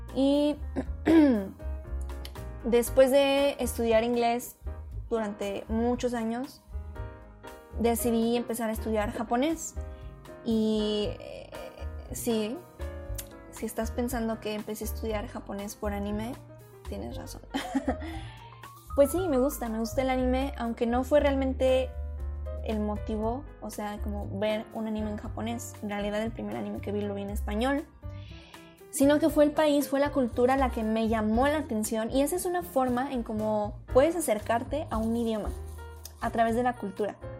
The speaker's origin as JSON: {"language": "Spanish", "country": "Mexico", "said": "como mexicanos es un idioma que estamos muy, muy, muy envueltos en él"}